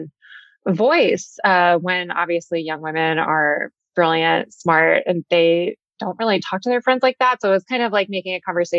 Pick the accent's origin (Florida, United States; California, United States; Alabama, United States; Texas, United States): Texas, United States; I had this idea of it based on growing up in Texas and loving magazines.